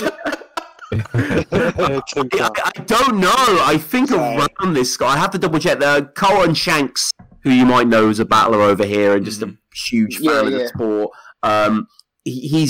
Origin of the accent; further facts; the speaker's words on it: United Kingdom; I'm a British guy